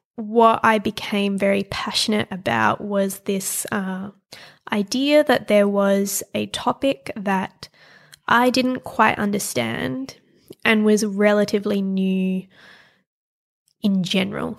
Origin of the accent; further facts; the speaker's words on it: Perth, Western Australia, Australia; also born or lived in Paris; I grew up in Perth in Western Australia.